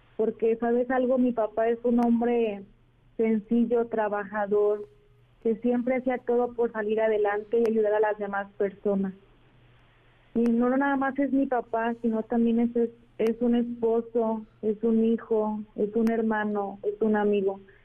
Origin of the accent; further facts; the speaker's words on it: Arandas, Jalisco, Mexico; somos de Arandas, Jalisco